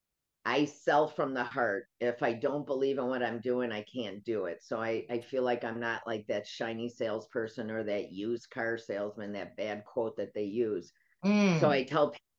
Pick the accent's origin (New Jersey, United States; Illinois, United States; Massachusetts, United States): Illinois, United States; Chicago; moved away as an adult; now in Florida, United States; I'm a Chicagoan. We don't have hurricanes